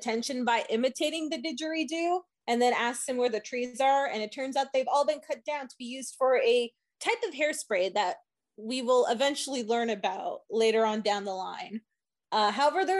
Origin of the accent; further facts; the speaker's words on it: Canada; the one Canadian idiot